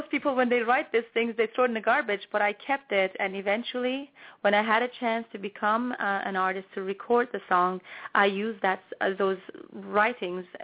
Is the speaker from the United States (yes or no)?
no; Toronto, Ontario, Canada; I grew up in Toronto, Canada, so I am a Canadian singer-songwriter.